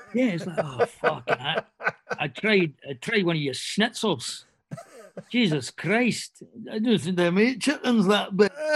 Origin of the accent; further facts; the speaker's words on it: Australia; accent: Aussie; I lead with my second best accent and then switch into my Aussie